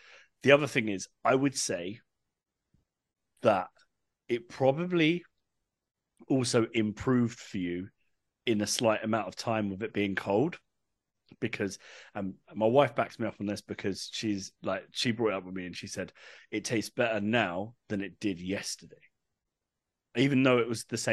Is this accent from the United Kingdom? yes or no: yes; England, United Kingdom; moved away; I'm from England originally, as you can tell.